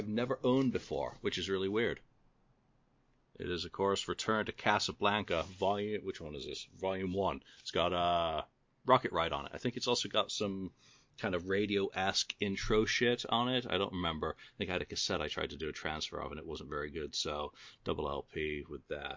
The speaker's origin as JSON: {"language": "English", "region": "England", "country": "United Kingdom", "said": "as an Englishman"}